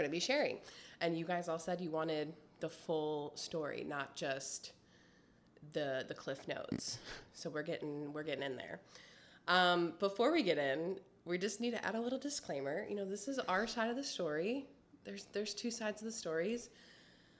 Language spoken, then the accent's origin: English; Wisconsin, United States; moved away as an adult; also born or lived in Texas; I'm from Wisconsin